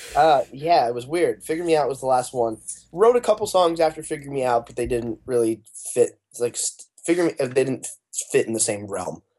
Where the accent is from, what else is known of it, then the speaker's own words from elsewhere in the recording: Arizona, United States; moved away as an adult; now in Los Angeles, United States; I've lived in L A, we're a band from Arizona, but I've lived in L A for the last four years